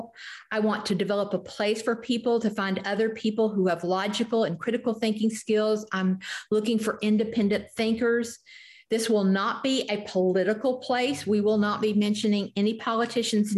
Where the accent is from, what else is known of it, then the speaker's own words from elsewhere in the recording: the South, United States; I grew up in the South, drank sweet tea